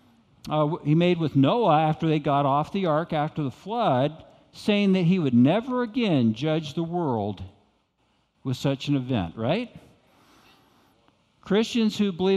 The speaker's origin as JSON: {"language": "English", "country": "United States", "also_born_or_lived": "Arkansas", "moved": "yes", "said": "I came from Texas and Arkansas."}